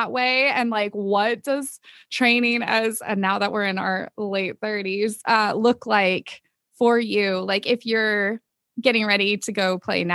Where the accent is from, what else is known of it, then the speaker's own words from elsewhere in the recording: Southern California, United States; growing up in SoCal